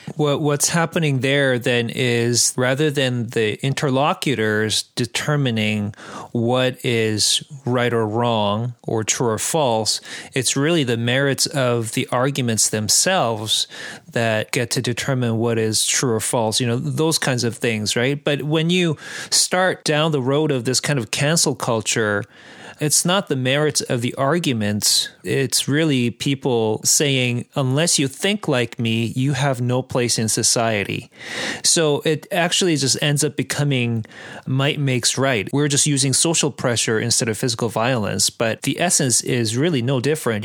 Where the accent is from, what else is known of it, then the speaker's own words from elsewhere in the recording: Abbotsford, British Columbia, Canada; I'm from Abbotsford, where it, there are lots of Mennonites